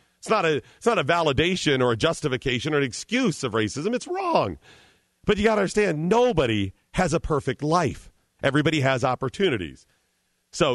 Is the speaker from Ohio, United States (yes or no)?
yes; Cleveland, Ohio, United States; Yeah, I'm from Cleveland. Right. I'm from Cleveland.